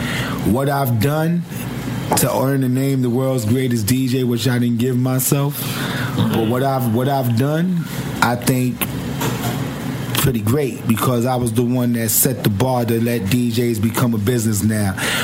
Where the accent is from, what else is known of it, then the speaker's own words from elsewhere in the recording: New York, United States; I love New York. I'm from New York, but I don't like how New York is moving a little bit